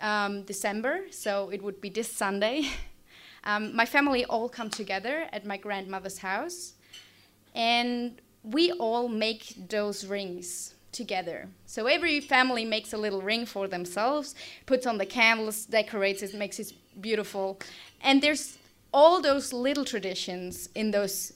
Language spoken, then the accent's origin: English; Austria; now in Australia; I'm from Austria, which is a very small German-speaking country south of Germany in Europe